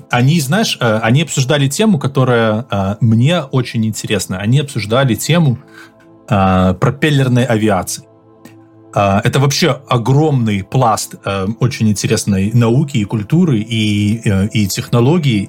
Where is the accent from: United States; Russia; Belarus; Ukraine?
Belarus